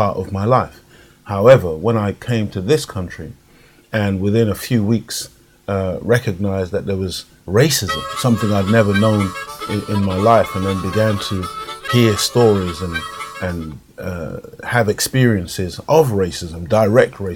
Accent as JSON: {"language": "English", "country": "Jamaica", "tie": "born or raised there", "accent": "Jamaican", "moved": "yes", "lives_now": "United Kingdom", "said": "when I was growing up in Jamaica"}